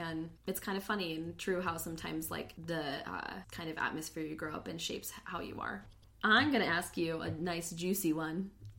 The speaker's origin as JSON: {"language": "English", "town": "Phoenix", "region": "Arizona", "country": "United States", "tie": "born or raised there", "said": "me growing up in Phoenix, where most of my friends in school were Latino."}